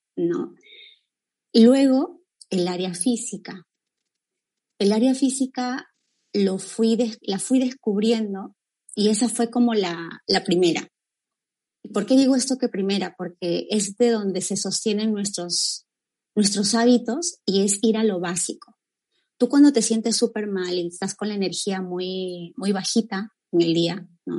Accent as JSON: {"language": "Spanish", "region": "Cajamarca", "country": "Peru", "tie": "born or raised there", "moved": "yes", "lives_now": "Trujillo, Peru", "said": "yo estoy desde Trujillo, raíz con Trujillo, pero bueno, nací en, en Cajamarca, es la sierra peruana"}